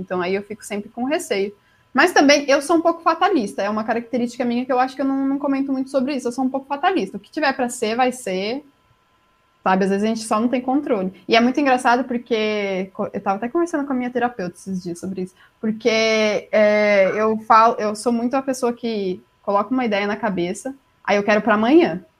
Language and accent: Portuguese; Jundiaí, São Paulo, Brazil; accent: paulistano; moved away as an adult; Sou de Jundiaí, interior de São Paulo